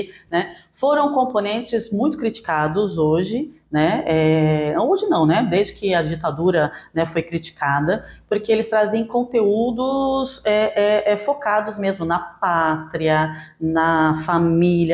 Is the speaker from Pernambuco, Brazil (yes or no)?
no; Santos, São Paulo, Brazil; moved away as an adult; also born or lived in Paraná; eu sou nascida e criada em Santos, São Paulo